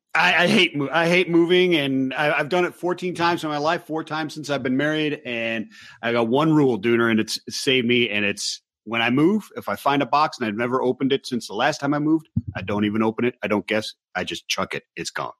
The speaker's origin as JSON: {"language": "English", "town": "Cleveland", "region": "Ohio", "country": "United States", "said": "I'm from Cleveland, Ohio"}